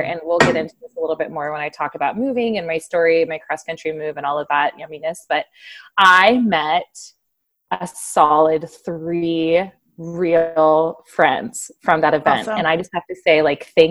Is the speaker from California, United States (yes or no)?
yes; Santa Cruz, California, United States; moved away as an adult; now in Loudoun County, Virginia, United States; my hometown in Santa Cruz, California